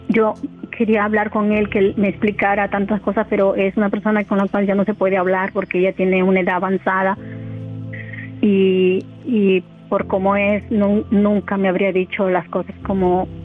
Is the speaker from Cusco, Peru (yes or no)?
no; Huacho, Lima, Peru; Yo en Huacho, provincia de Lima, eh, se la capital de Perú.